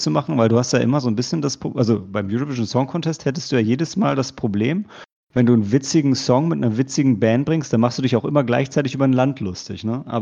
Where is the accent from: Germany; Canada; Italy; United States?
United States; Und für mich denke ich, okay, als Amerikaner denke ich dann, ja, dann komme ich halt nicht nach Europa.